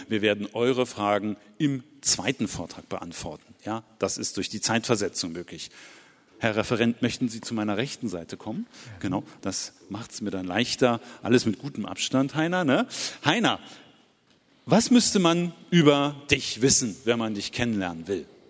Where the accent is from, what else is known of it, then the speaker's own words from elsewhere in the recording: Berlin, Germany; aus meiner Heimatstadt Berlin